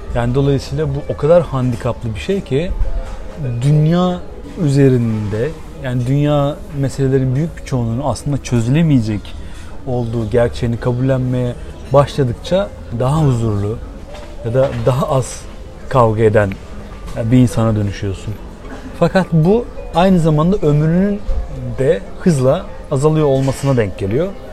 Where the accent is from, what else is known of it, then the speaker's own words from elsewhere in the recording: Bandırma, Balıkesir, Turkey; Ama bir yandan da burası benim memleketim. Burası dediğim Bandırma'dan bahsediyorum tabii.